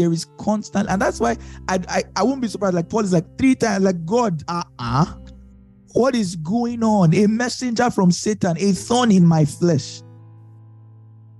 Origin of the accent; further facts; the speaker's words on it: United States; I'm American.